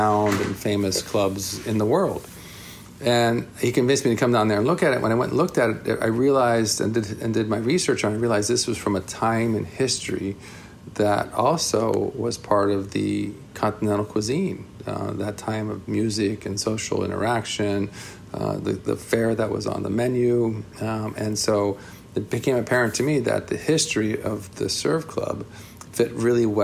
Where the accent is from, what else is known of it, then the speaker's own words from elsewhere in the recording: South Florida, United States; moved away as an adult; also born or lived in New York City / California; I grew up in South Florida during my high school days